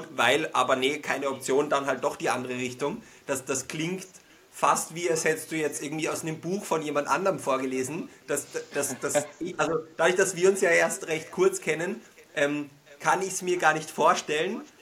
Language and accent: German; Vienna, Austria; accent: Wiener Einschlag; Wir sind beide gebürtige Wiener